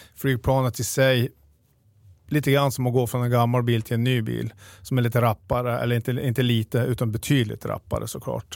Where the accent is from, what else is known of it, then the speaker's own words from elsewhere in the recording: Piteå, Norrbotten County, Sweden; also born or lived in Luleå; Jag är född och uppvuxen i, i Piteå